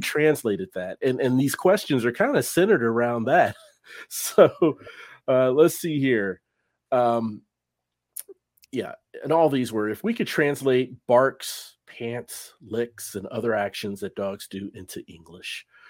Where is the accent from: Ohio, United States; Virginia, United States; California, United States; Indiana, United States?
Ohio, United States; Cincinnati; moved away as an adult; now in North Texas, United States; I'm from Cincinnati, Ohio